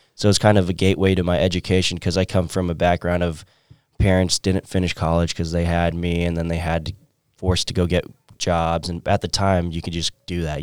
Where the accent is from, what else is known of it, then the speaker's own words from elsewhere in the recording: San Diego, California, United States; moved away as an adult; also born or lived in Orange County, California; now in Maryville, Missouri, United States; I'm originally from San Diego, California